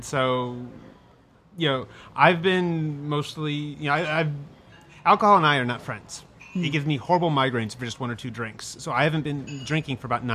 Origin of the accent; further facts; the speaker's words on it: Chicago, Illinois, United States; I grew up in Chicago